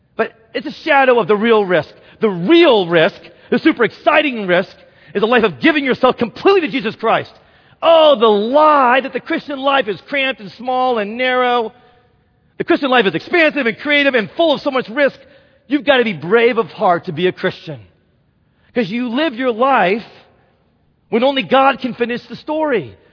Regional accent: Indianapolis, Indiana, United States; now in Wheaton, United States; my hometown of Indianapolis

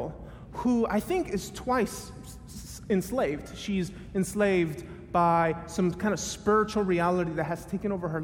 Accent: Miami, Florida, United States; moved away as an adult; also born or lived in Tennessee; I grew up in Miami, went to school in Tennessee

